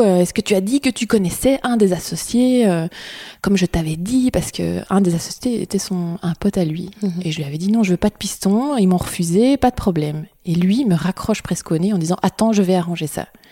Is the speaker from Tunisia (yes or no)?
no; Brussels, Brussels-Capital Region, Belgium; je suis bruxelloise